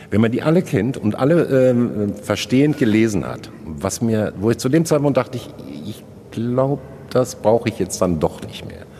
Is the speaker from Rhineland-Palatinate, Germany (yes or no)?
no; Hattingen, North Rhine-Westphalia, Germany; Ich bin in Hattingen groß geworden.